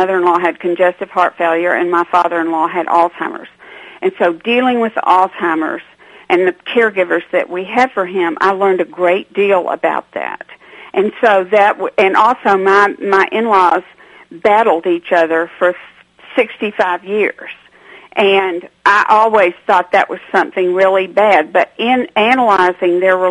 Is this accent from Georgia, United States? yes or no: yes; Atlanta, Georgia, United States; I'm not from a small town. I'm from Atlanta, Georgia.